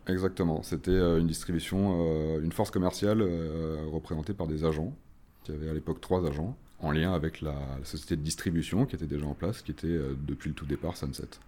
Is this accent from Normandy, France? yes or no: no; Nantes, Pays de la Loire, France; moved away as an adult; now in Paris, France; je suis originaire de Nantes, où j'ai grandi et fait la totalité de mes études, avant de rejoindre Paris il y a 11 ans maintenant